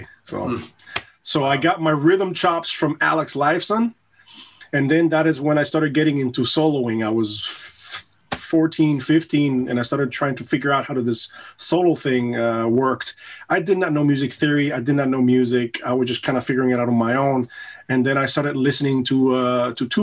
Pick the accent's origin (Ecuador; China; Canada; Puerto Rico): Puerto Rico; also born or lived in United States; now in Germany; I was born and raised in Puerto Rico